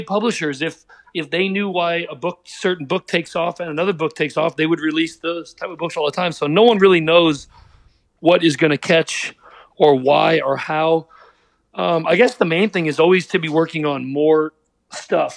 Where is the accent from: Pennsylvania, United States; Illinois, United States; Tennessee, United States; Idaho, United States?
Pennsylvania, United States; Pittsburgh; I'm from Pittsburgh